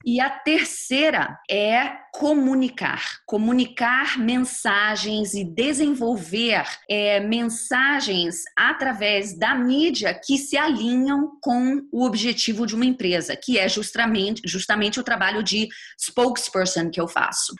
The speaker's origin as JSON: {"language": "Portuguese", "region": "Rio de Janeiro", "country": "Brazil", "also_born_or_lived": "New Jersey/New York, United States", "moved": "as an adult", "lives_now": "United States", "said": "eu uh, sou carioca, estou morando aqui nos Estados Unidos já há 20 anos"}